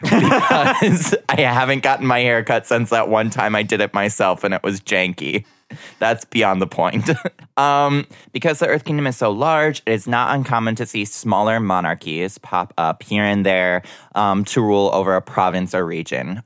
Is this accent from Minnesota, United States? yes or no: yes; Minnesota, United States; I was born in Minnesota